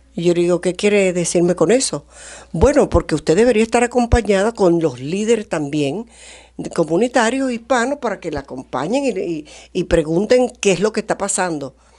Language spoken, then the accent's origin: Spanish; Venezuela; moved away as an adult; now in United States; yo soy venezolana, eh, aprendí inglés después de adulta